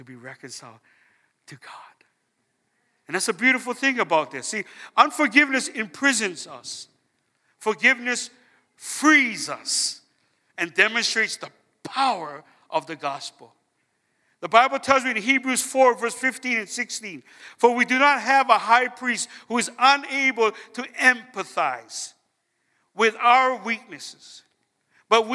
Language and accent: English; Hawaii, United States; I'm from Hawaii